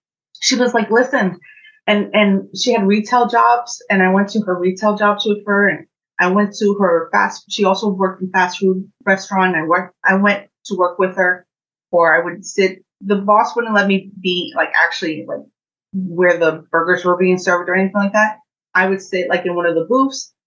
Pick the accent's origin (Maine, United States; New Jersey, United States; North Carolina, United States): New Jersey, United States; Orange; I grew up in Orange, New Jersey. I spent most of my childhood there